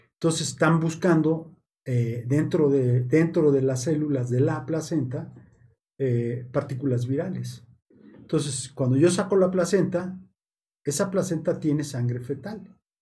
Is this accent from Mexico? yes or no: yes; Mexico; Nosotros como mexicanos